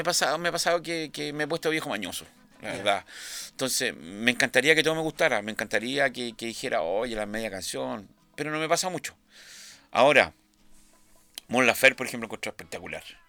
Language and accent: Spanish; Chile; todos los chilenos